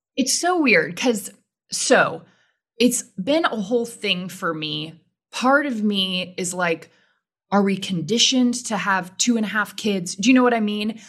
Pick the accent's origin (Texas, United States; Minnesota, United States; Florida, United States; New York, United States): Texas, United States; Houston; I grew up in Houston, grew up in a religious household